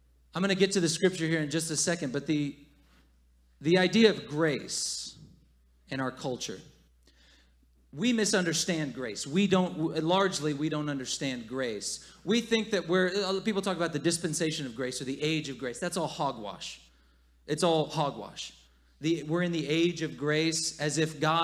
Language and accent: English; the South, United States; moved away as an adult; I'm still from the South. I still grew up there